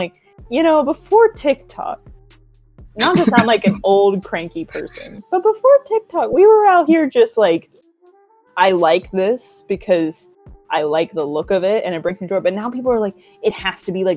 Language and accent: English; Atlanta, Georgia, United States; accent: inner city Atlanta public school; Southern; moved away; my inner city Atlanta public school accent